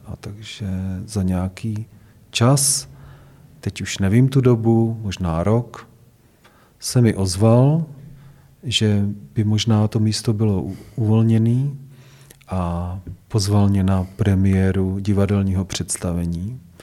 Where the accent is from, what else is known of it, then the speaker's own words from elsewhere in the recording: Hradec Králové, Hradec Králové Region, Czechia; chtěl jsem zůstat v Hradci Králové, protože to je moje rodné město. Měl jsem k němu vztah od dětství